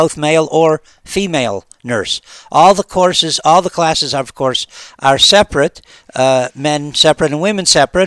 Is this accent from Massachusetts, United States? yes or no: no; Cleveland, Ohio, United States; moved away as an adult; now in Israel; I come from Cleveland, Ohio, which is not known as the sun capital of the world